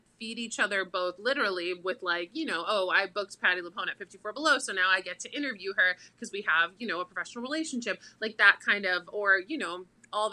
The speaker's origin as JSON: {"language": "English", "town": "Boca Raton", "region": "Florida", "country": "United States", "tie": "born or raised there", "said": "I grew up in Boca Raton, so South Florida."}